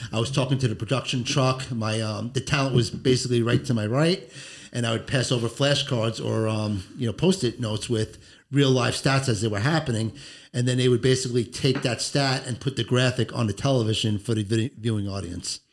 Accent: Long Island, New York, United States; I grew up on Long Island, New York

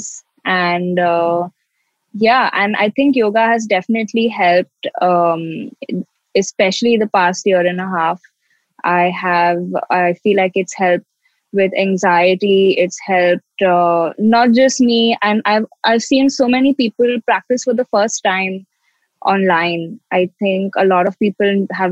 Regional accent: Mumbai, Maharashtra, India; I'm from Mumbai in India.

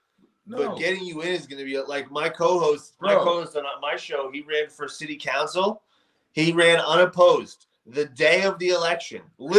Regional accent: United States; I grew up 20 minutes from Manhattan

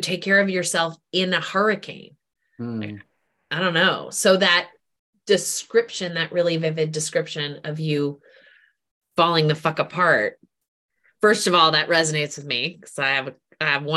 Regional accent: New England, United States; now in Washington, D.C., United States; I grew up in New England

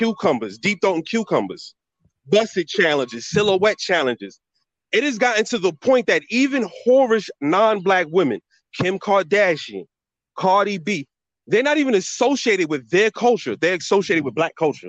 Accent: New York City, New York, United States; I'm from New York City. Listen, I'm from New York City

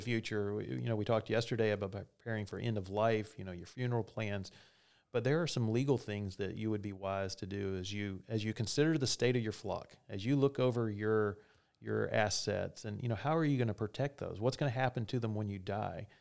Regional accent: the South, United States; I'm from the South

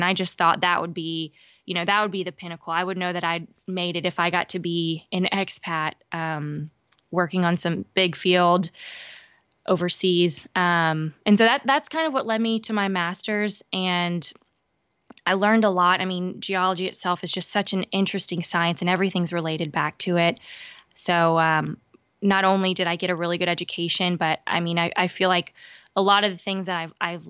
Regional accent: Lafayette, Louisiana, United States; also born or lived in Balikpapan, Indonesia; I'm from Lafayette, Louisiana, but I spent some time in Balikpapan, Indonesia, when my dad worked as a geophysicist for Unocal.

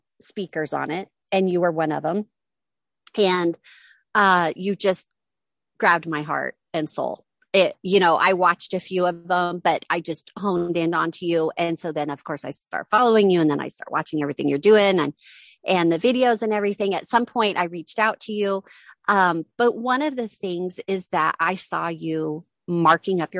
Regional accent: Reno, Nevada, United States; I'm from Reno, Nevada.

